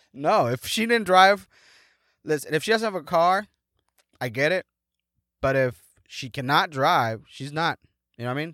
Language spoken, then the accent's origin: English; Mexico; moved away; in my hometown